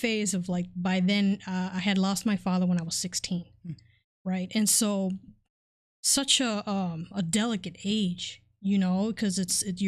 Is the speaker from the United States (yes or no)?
yes; Detroit, Michigan, United States; also born or lived in Chicago, Illinois; I was born over in Chicago, but basically I was Detroit raised